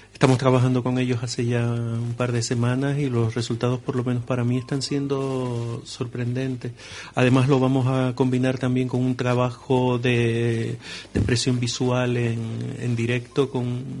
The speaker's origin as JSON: {"language": "Spanish", "town": "Los Llanos de Aridane", "region": "Canary Islands", "country": "Spain", "tie": "born or raised there", "said": "mi pueblo, de los Llanos"}